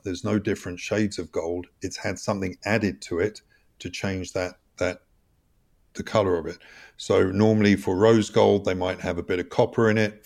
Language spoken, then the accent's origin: English; United Kingdom; moved away as an adult; also born or lived in Switzerland; I grew up in the U K, spent seventeen years abroad